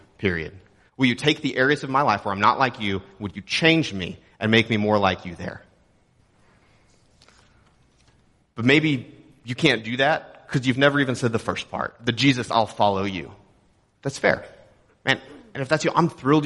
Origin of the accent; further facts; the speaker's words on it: Texas, United States; moved away; I'm from Texas.